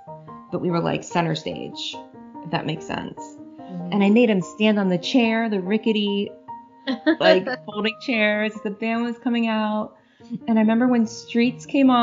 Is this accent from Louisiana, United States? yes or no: no; Cincinnati, Ohio, United States; now in Cleveland, United States; I still think of Cincinnati as my hometown